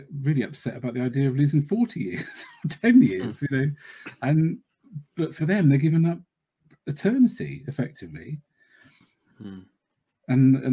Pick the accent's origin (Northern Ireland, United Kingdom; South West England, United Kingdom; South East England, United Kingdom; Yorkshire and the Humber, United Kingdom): South West England, United Kingdom; Cornwall; I'm the one from Cornwall